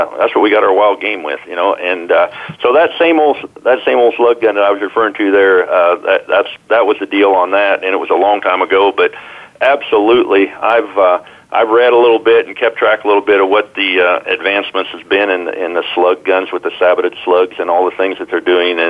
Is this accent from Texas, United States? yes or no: no; Iowa, United States; I grew up in Iowa